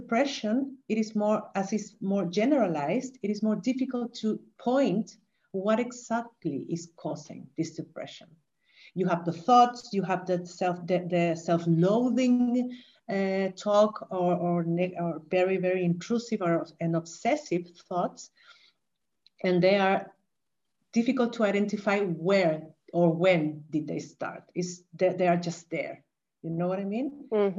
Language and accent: English; Chile; moved away as an adult; also born or lived in Vienna, Austria; now in Valencia, Spain; I'm originally from Chile, and I moved